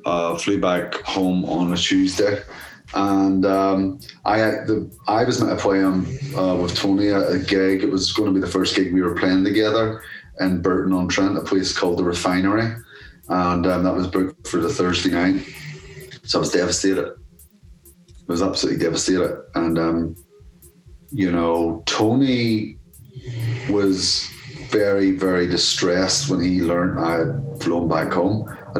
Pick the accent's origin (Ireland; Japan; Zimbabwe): Ireland; And then I'm Irish as well. And there wasn't a great feeling for a lot of Irish people in Birmingham at the time with all the IRA bonds and all this fucking shit.